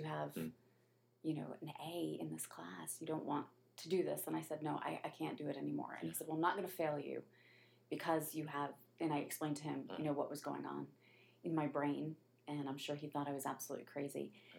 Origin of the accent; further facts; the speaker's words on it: Miami, Florida, United States; Well, it was funny because I grew up in Florida